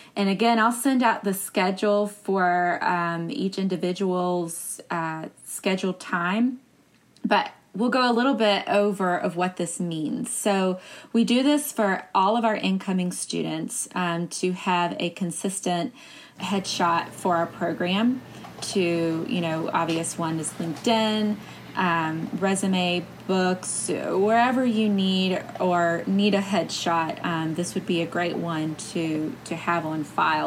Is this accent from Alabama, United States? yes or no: yes; Alabama, United States; I'm from Alabama